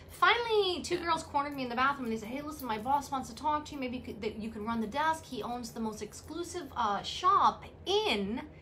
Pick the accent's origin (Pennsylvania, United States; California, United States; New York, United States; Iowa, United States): New York, United States; New York City; we grew up in the Bronx